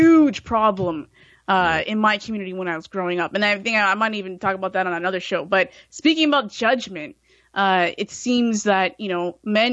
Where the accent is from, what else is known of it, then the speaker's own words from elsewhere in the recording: Brampton, Ontario, Canada; when I grew up in Brampton here in Ontario, Canada